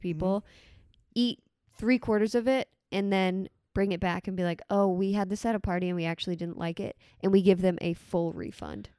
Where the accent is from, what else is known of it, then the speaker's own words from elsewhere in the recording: Port St. Lucie, Florida, United States; also born or lived in Boston; I've spent most of my life in Florida.